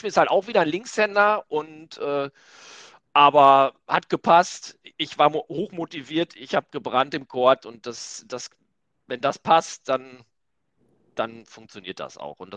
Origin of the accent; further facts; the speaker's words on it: Hamburg, Germany; Aber äh, als Hamburger geht das nicht.